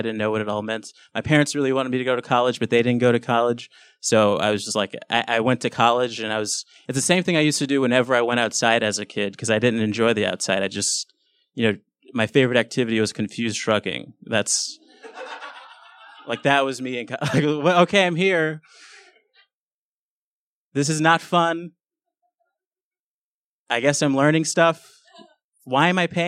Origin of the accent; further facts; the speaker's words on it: Los Angeles, California, United States; I grew up in South Central LA, which is a pretty bad neighborhood